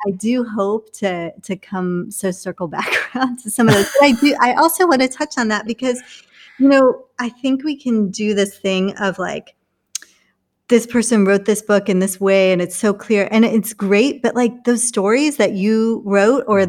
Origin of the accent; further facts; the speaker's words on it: England, United Kingdom; also born or lived in India; now in Orlando, United States; I'm from England.